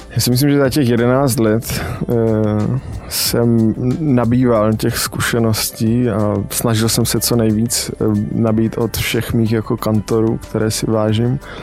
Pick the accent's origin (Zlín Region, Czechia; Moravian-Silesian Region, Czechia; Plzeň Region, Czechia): Moravian-Silesian Region, Czechia; Kopřivnice; also born or lived in Ostrava; jsem z Kopřivnice, což je 40 km od Ostravy